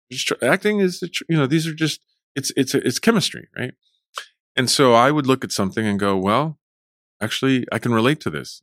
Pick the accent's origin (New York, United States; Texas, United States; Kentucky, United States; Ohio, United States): Texas, United States; Fort Worth; English is a second language; also born or lived in Mexico / Abilene; I grew up in Fort Worth